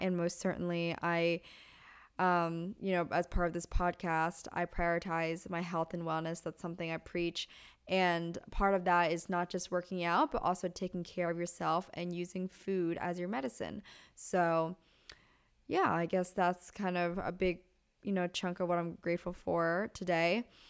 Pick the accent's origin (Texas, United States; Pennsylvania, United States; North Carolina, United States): Pennsylvania, United States; now in Southern California, United States; I'm originally from Pennsylvania. And growing up, the closest Starbucks was about 20 minutes away